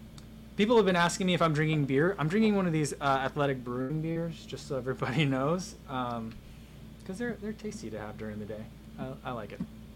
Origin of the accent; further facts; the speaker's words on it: East Coast, United States; now in Chicago, United States; So, like, I mean, you're on the East Coast. I grew up on the East Coast.